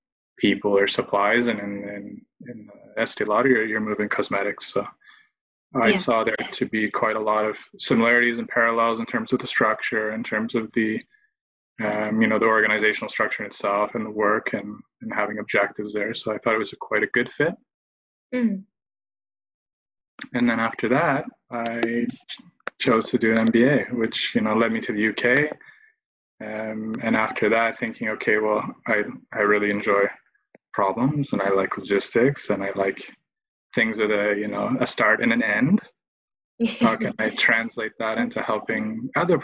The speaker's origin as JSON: {"language": "English", "town": "Halifax", "region": "Nova Scotia", "country": "Canada", "tie": "born or raised there", "moved": "yes", "said": "I'm from Canada. I grew up in Halifax, which is on the East Coast."}